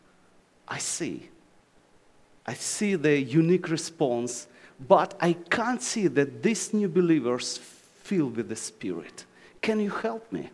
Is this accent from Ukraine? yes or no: yes; Ukraine; English is a second language; Oh, Ukraine